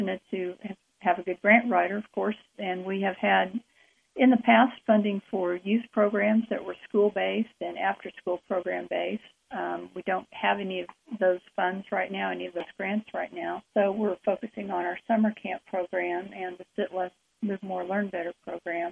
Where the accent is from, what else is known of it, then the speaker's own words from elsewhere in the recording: Enid, Oklahoma, United States; I was born and raised in a community called Enid, Oklahoma